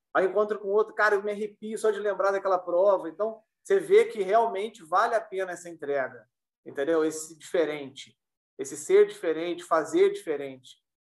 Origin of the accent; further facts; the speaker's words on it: Bocaina de Minas, Minas Gerais, Brazil; eu sou de Bocana de Minas de Minas faz parte da Serra da Mantiqueira.